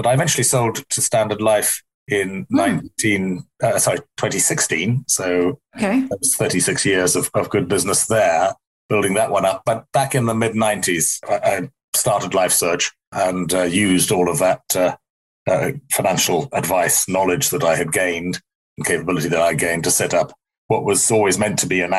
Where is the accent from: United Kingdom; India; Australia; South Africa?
South Africa; moved away as an adult; I'm not South African anymore. I left there when I was 20. And that was in the apartheid era when South Africa was a place where evil predominated, I think you'd have to say. So I went to school there